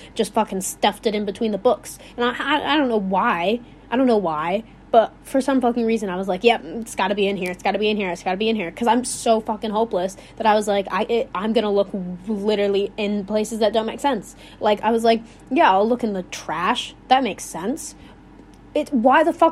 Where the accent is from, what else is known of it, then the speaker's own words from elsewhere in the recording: Illinois, United States; accent: Midwestern; I sound like I'm from Wisconsin. I'm not from Wisconsin. But from Illinois.